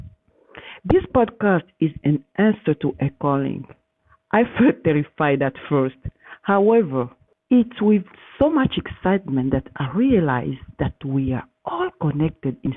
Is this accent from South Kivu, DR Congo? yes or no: yes; Katana, South Kivu, DR Congo; moved away; I was born in Katana in the Democratic Republic of Congo in the heart of Africa